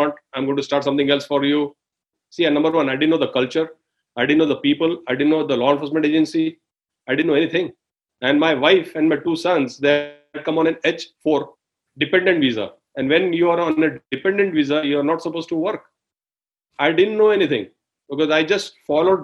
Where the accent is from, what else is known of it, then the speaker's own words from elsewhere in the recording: India; moved away as an adult; now in United States; I am from India